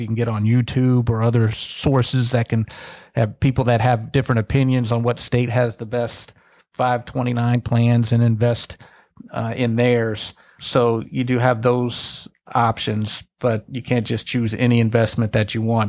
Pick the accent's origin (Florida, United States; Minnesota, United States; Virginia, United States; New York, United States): Florida, United States; Tallahassee; I grew up in Tallahassee, right by Florida State